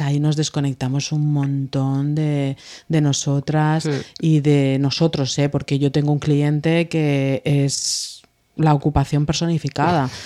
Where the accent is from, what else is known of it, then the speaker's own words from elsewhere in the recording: Menorca, Balearic Islands, Spain; De Menorca